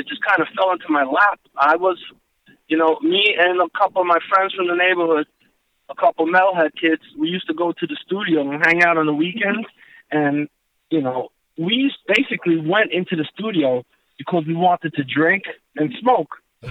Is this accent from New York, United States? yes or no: yes; Queens, New York, United States; Well, I'm going to be honest. I'm a strange character because I was into all styles of music. And growing up